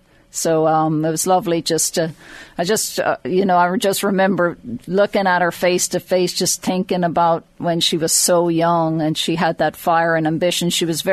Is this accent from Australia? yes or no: no; Drogheda, Leinster, Ireland; So I grew up just outside Drogheda, and my dad moved his dental practice into Drogheda